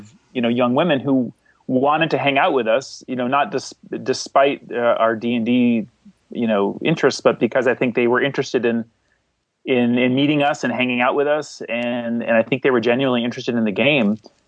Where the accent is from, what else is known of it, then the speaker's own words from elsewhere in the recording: seacoast area of New Hampshire, United States; now in Somerville, United States; I grew up in a small town in the seacoast area of New Hampshire, and I live now in Boston, or a city next to Boston called Somerville.